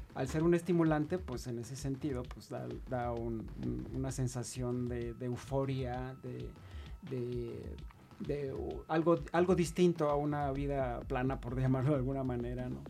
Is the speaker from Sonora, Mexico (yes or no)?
yes; Hermosillo, Sonora, Mexico; moved away; yo soy de Sonora, del norte del país, de México